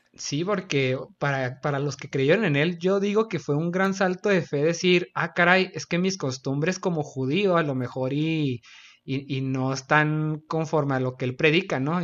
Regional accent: Chihuahua, Mexico; Axel y yo somos de Chihuahua, Chihuahua.

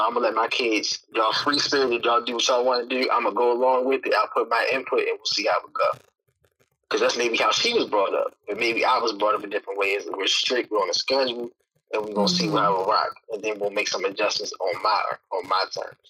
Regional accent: Baltimore, Maryland, United States; I was from Baltimore

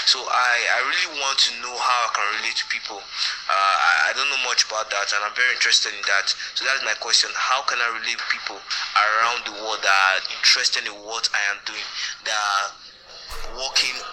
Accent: Benin City, Edo, Nigeria; I'm from Benin City, Nigeria.

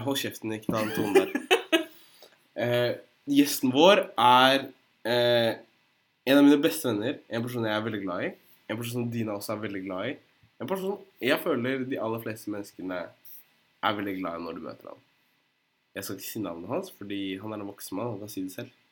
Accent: Drammen, Buskerud, Norway; Jeg er fra Drammen

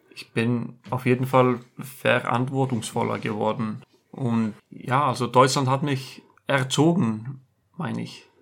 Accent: Iceland; German is a second language; moved away as an adult; also born or lived in Germany; ich sage Island

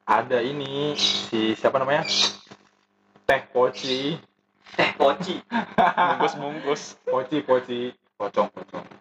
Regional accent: Indonesia; accent: Javanese; maaf maaf kalau bahasa Jawa eh kalau bahasa Indonesia gue terlalu logat bahasa Jawa gitu medok gitu

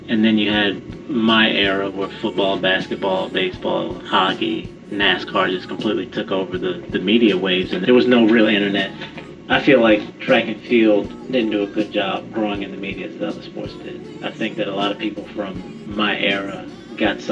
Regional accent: Washington, District of Columbia, United States; now in North Carolina, United States; growing up in the Washington, D.C. area

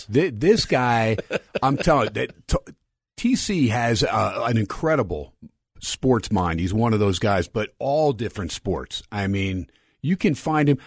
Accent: New Jersey, United States; now in Las Vegas, United States; Me growing up in Jersey

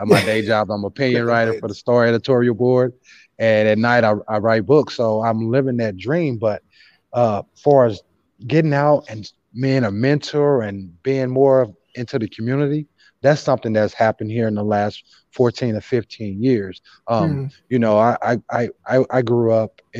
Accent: St. Louis, Missouri, United States; Growing up in South St. Louis in the 80s and the 90s

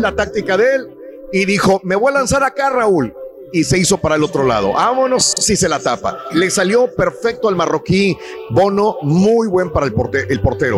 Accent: Matamoros, Tamaulipas, Mexico; moved away; yo iba muy seguido a Monterrey cuando era niño, vivía en Matamoros

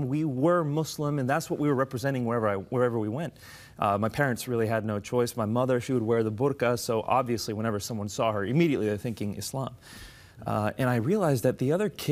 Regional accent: United States; my parents are from Pakistan. I was born and raised in the States.

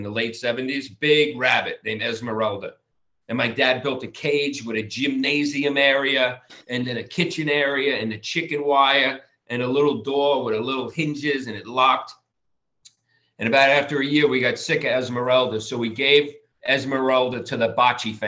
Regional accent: Long Island, New York, United States; now in Los Angeles, United States; I'm from Long Island

